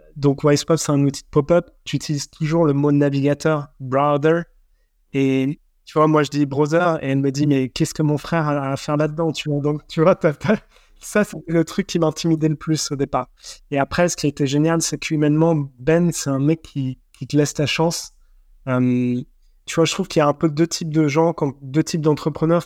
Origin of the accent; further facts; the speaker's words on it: France; en tant que Français